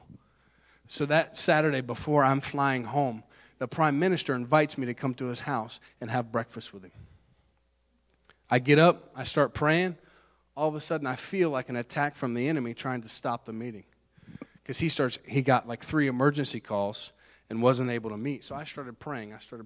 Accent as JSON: {"language": "English", "region": "Central Florida", "country": "United States", "said": "I'm a guy from Central Florida"}